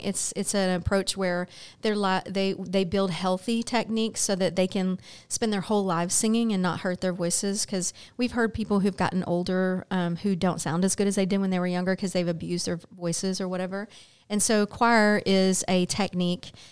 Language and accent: English; Baytown, Texas, United States; I'm born and raised in Baytown